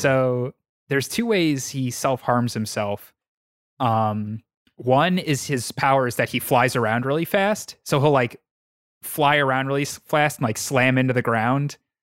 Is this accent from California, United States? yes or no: no; Suffolk County, Long Island, New York, United States; I am from Suffolk County